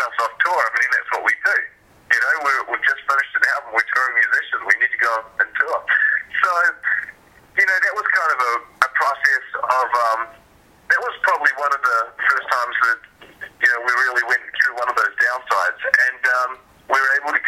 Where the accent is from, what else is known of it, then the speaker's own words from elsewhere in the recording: New Zealand; moved away; also born or lived in Vancouver, Canada; growing up in New Zealand